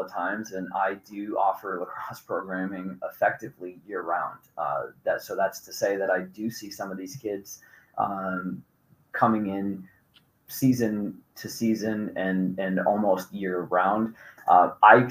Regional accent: New York, United States; also born or lived in New Hampshire; now in Missoula, United States; I'm a New Yorker

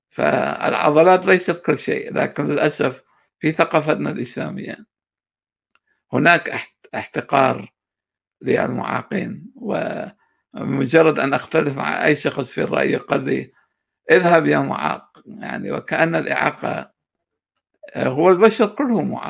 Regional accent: Mosul, Nineveh, Iraq; moved away as an adult; now in United States; انا اولا آه، من مواليد 1972 آه، العراق الموصل آه، آه، أنا هاجرت إلى الولايات المتحدة عام 2010

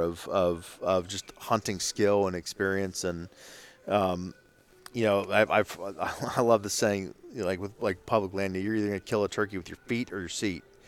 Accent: Ohio, United States; I'm from Ohio.

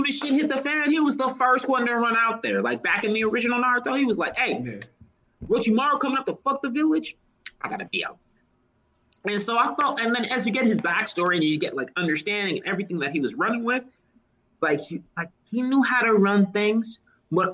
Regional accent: Texas, United States; I am from small backwoods Texas.

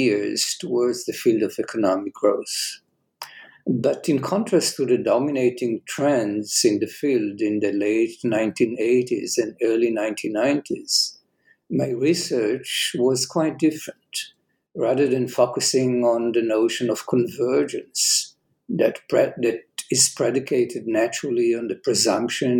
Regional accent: Jerusalem, Jerusalem District, Israel; I was born and raised in Jerusalem

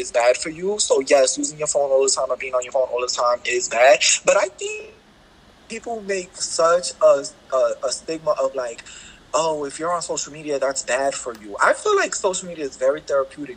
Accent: New York, United States; I'm from New York

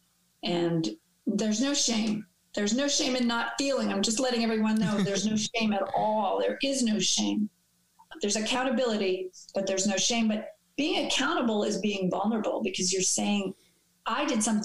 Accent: New York City, New York, United States; growing up in New York City.

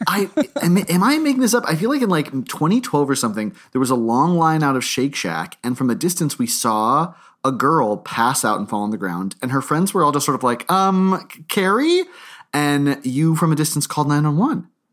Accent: Palm Beach, Florida, United States; growing up in Palm Beach

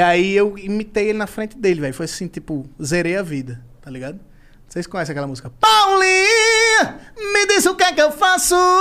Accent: Maceió, Alagoas, Brazil; eu sou de Maceió

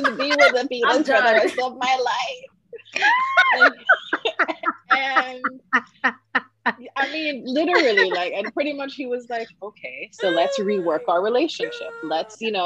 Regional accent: Jamaica; Growing up in Jamaica

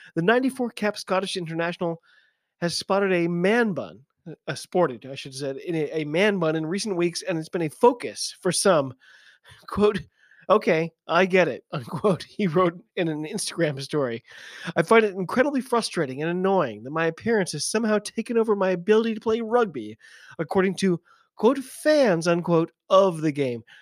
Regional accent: United States; I'm an American

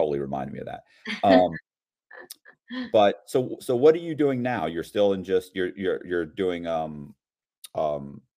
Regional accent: Tampa, Florida, United States; I'm from Tampa, Florida, and I lived here I was born in Tampa

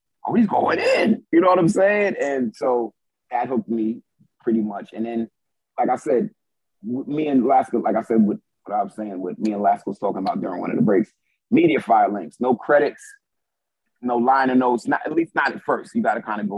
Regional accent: New York, United States; I'm a New Yorker

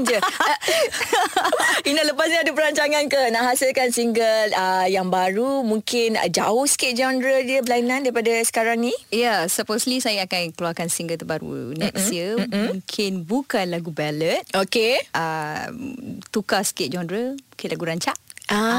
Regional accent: Johor, Malaysia; saya orang Johor

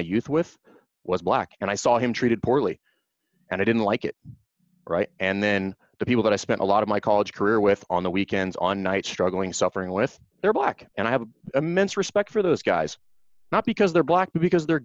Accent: South Louisiana, United States; I grew up in South Louisiana

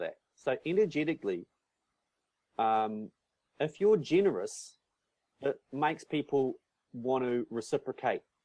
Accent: North Island of New Zealand, New Zealand; moved away; also born or lived in Christchurch, New Zealand / South Island, New Zealand; I moved from Christchurch up to the North Island of New Zealand, where I'm originally mm. from

